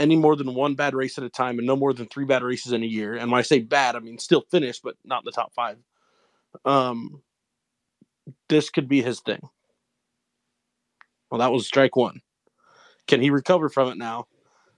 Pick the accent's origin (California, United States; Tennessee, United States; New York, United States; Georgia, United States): California, United States; Long Beach; it's my hometown. It's where I was born